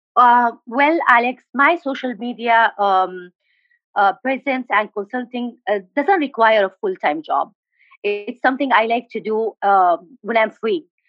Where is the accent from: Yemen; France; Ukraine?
Yemen; Aden; English is a second language; moved away as an adult; also born or lived in Al Bayda; now in India; I'm from uh, Yemen. I'm from uh, basically from Al Bayda, but um, I born and raised in Aden, and uh, now I live in India.